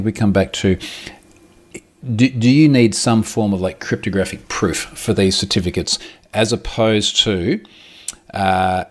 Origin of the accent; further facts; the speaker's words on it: Australia; I'm Australian